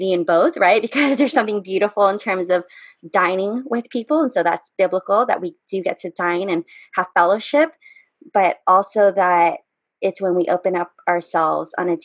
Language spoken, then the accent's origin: English; United States; I'm an American